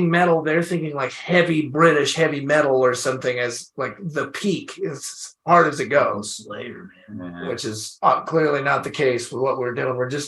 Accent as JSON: {"language": "English", "region": "Washington", "country": "United States", "said": "I don't live there anymore, but it's I still feel like I'm from Washington, you know, it's like a Washington, it's local for me."}